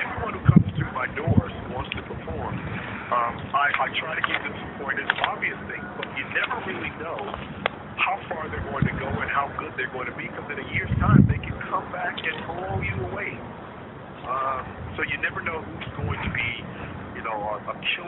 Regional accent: Las Vegas, Nevada, United States; moved away; also born or lived in Los Angeles; I started when I was 15 in Las Vegas, which is my hometown

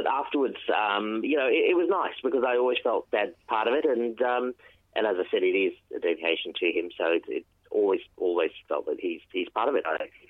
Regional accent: India; This is how I am, and I'm Indian.

